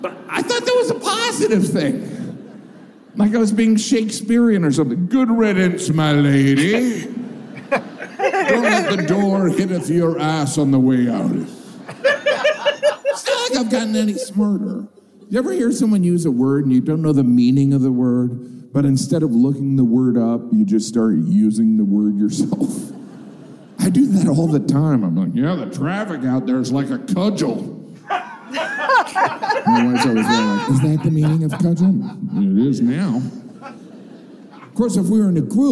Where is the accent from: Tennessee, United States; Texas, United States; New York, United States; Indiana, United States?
Indiana, United States; Northwest; moved away; I grew up in Northwest Indiana, which is part of the Rust Belt